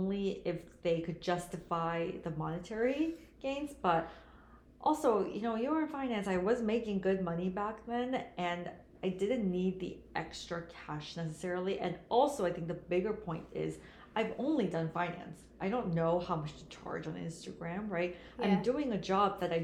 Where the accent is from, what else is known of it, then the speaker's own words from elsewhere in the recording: Shanghai, China; also born or lived in South Korea; now in United States; I was born in Korea, but raised in China. Both my parents are Korean, but given the culture, you know, I grew up in Korea and Shanghai